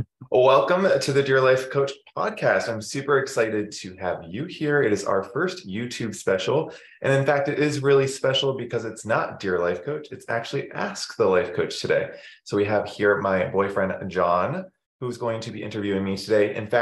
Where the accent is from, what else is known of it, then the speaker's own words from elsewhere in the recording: Massachusetts, United States; I grew up in Massachusetts mainly. So went to school from kindergarten, preschool there, all the way to college, undergrad, and then moved out.